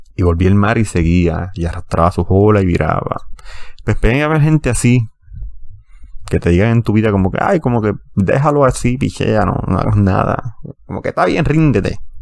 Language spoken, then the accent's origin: Spanish; Puerto Rico; siendo puertorriqueño y ciudadano americano.